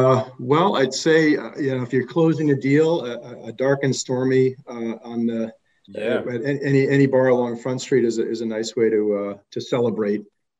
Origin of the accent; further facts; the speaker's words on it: Boston, Massachusetts, United States; My parents were from New York City, and I just never had it for whatever reason, but I did grow up here.